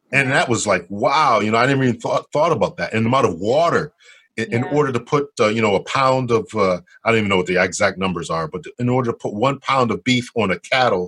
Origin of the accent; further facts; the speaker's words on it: Connecticut, United States; I have some roots there too, but I was raised in Connecticut